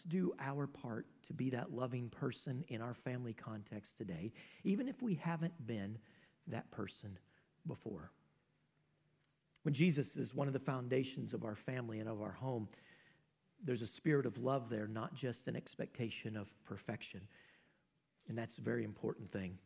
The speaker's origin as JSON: {"language": "English", "town": "Knoxville", "region": "Iowa", "country": "United States", "tie": "born or raised there", "said": "I grew up in Mayberry, y'all. Knoxville, Iowa is just about Mayberry."}